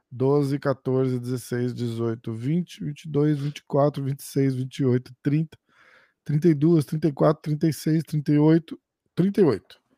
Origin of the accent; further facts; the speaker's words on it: São Paulo, Brazil; Eu sou do estado de São Paulo.